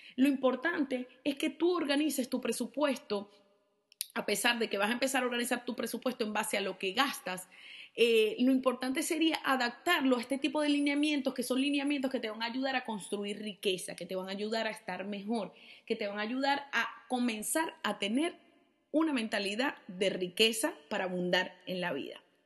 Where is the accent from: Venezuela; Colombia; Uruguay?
Venezuela; yo soy venezolana